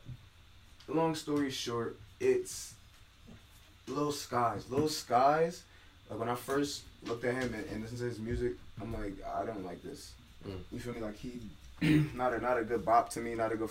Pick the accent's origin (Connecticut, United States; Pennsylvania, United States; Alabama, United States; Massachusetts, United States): Connecticut, United States; Hartford; I'm giving more homage to Hartford. You know what I mean? Like, that's where I'm from